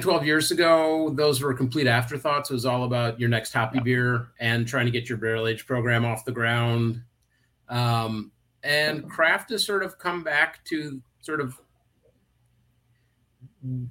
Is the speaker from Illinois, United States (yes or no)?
yes; Chicago, Illinois, United States; I grew up around Wrigley. I mean, I would walk to games